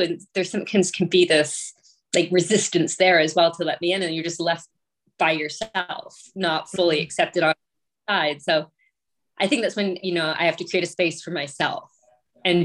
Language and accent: English; rural Ontario, Canada; also born or lived in Toronto; I was born in Toronto, but my parents moved us to a very rural area